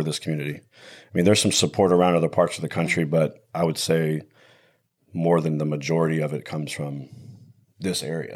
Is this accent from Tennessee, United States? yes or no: no; Tomball, Texas, United States; also born or lived in Virginia; this town and my hometown